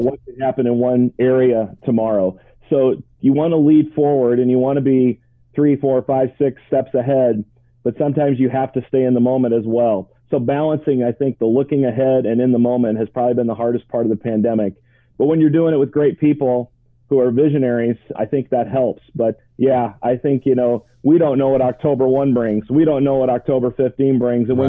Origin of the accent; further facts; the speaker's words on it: Ireton, Iowa, United States; I was born and raised in Ireton, Iowa, just outside of Orange City.